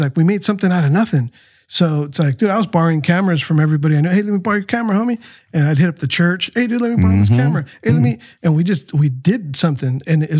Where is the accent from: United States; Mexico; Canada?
Mexico; Tijuana, Baja California; born there; my heart was for Tijuana too, because, you know, I was born in Tijuana.